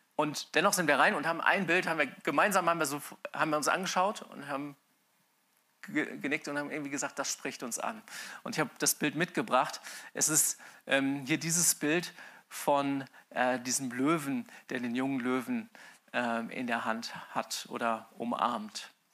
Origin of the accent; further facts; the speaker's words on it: Mainz, Rhineland-Palatinate, Germany; als Mainzer, also Mainz bin ich aufgewachsen, als Mainzer